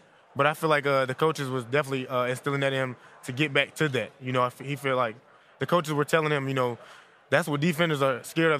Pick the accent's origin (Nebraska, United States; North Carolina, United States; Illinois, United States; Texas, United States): North Carolina, United States; born or raised there